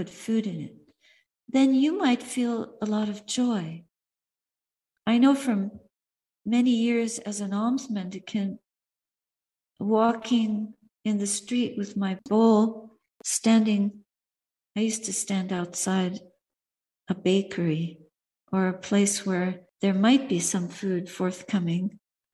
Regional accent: Montreal, Quebec, Canada; my hometown, Montreal

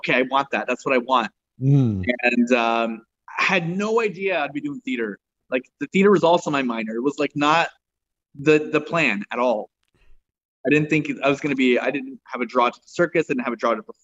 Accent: Spokane, Washington, United States; moved away as an adult; also born or lived in Tacoma, Washington; now in Los Angeles, United States; I was born in Tacoma, grew up in Spokane

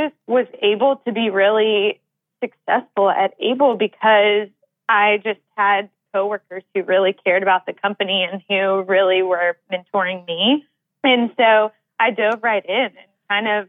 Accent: Knoxville, Tennessee, United States; now in Nashville, United States; I'm a Knoxville native.

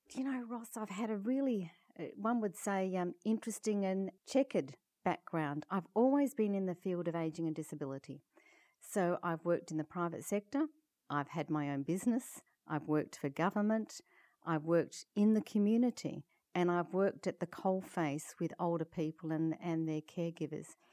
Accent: Perth, Western Australia, Australia; I come from Perth, Western Australia, which is uh, about um, 30 hours flying from Toronto.

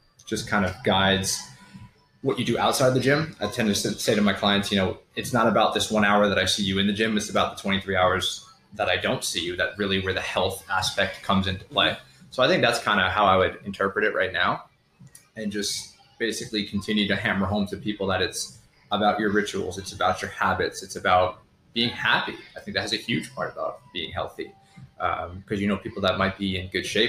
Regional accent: New York, United States; moved away as an adult; also born or lived in Connecticut; now in Charleston, United States; ended up going back home to New York, ended up living in Connecticut.

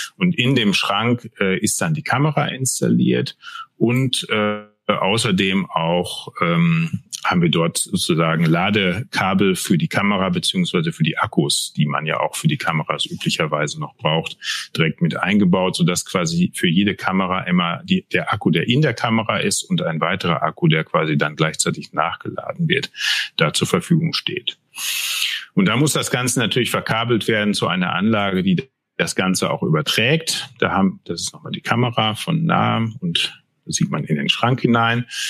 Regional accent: Altena, North Rhine-Westphalia, Germany; moved away as an adult; now in Rhineland, Germany; Ich komme aus dem schönen westfälischen Sauerland, äh, aus Altena genauer gesagt, wohne aber jetzt schon seit 15, über 15 Jahren im Rheinland

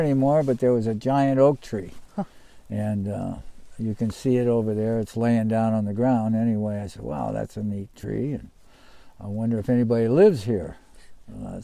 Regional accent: Gary, Indiana, United States; moved away as an adult; now in Oregon, United States; I was born in Gary, Indiana

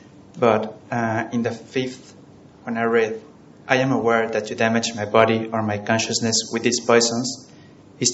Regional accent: Mexico; I'm from Mexico.

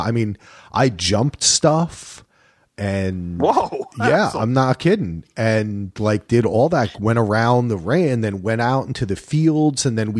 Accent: New Jersey, United States; I grew up near the Watchung Mountains, and there was a horse stable up there, and I rode horses all the time.

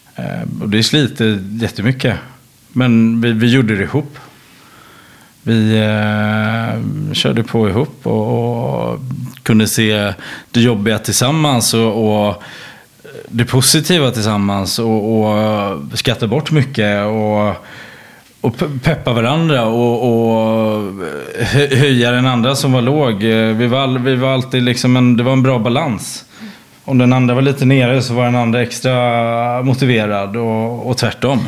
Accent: Sweden; moved away as an adult; now in France; som svensk

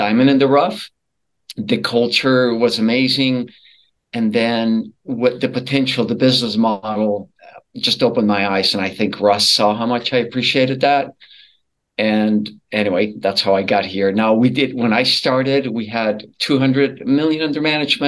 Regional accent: Colombia; moved away as an adult; now in United States; I was born and raised in Colombia, South America

